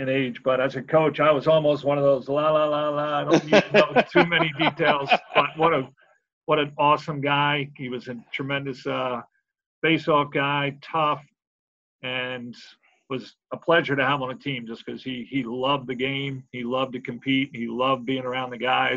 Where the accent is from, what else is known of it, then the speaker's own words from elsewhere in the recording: Philadelphia, Pennsylvania, United States; in Philadelphia, as a Philadelphian